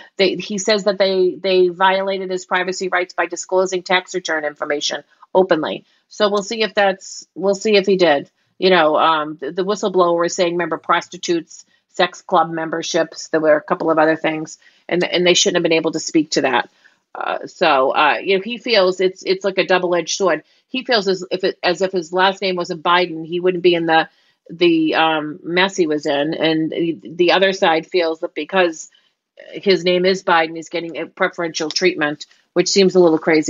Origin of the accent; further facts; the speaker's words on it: Boston, Massachusetts, United States; accent: Boston; my Boston accent